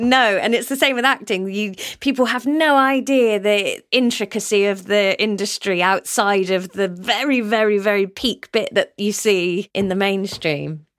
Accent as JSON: {"language": "English", "area": "Somerset", "region": "South West England", "country": "United Kingdom", "tie": "born or raised there", "also_born_or_lived": "Canterbury, Kent / London", "moved": "as an adult", "said": "I grew up in Somerset with all my family"}